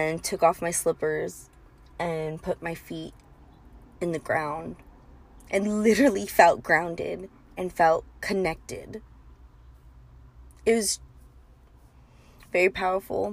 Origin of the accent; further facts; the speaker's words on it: bordering Tijuana, California, United States; I grew up bordering Tijuana and we grew up crossing all the time